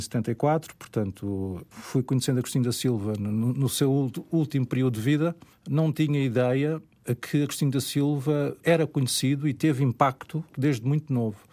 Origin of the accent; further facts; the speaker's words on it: Portugal; sendo português